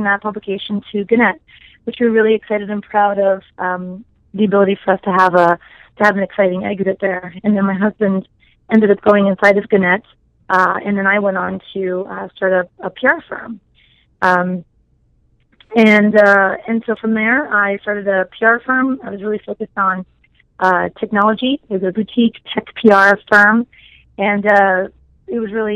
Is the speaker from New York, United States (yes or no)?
no; New Jersey, United States; moved away as an adult; now in Arizona, United States; I hail from the East Coast, grew up in good old New Jersey. So I'm a Jersey girl, and I came out here for my last 2 years of school